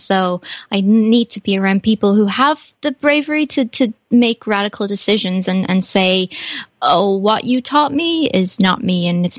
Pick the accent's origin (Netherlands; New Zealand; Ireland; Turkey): Ireland; I will say I'm proud to be Irish, and I love what it has taught me and what it's nurtured in me.